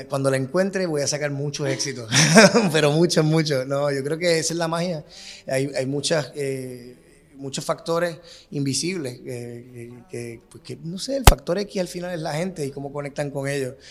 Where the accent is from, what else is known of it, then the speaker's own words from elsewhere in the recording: Puerto Rico; moved away; somos dos boricuas que vivimos fuera de la isla